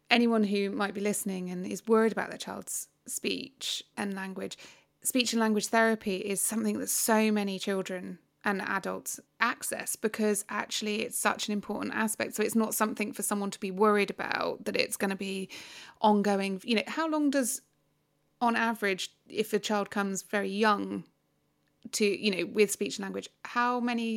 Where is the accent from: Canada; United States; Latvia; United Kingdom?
United Kingdom; England; we're not great as the English side of things because we don't tend to learn lots of new languages